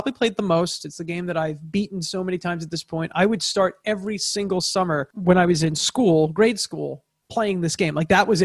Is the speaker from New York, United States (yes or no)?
yes; Long Island, New York, United States; I'm from Long Island